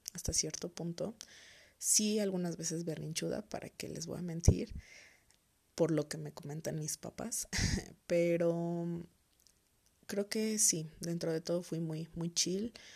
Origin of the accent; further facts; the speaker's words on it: Toluca, State of Mexico, Mexico; soy originaria de Toluca, Estado de México